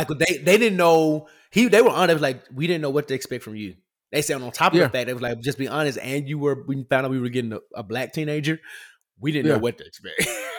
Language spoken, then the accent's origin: English; United States; being an American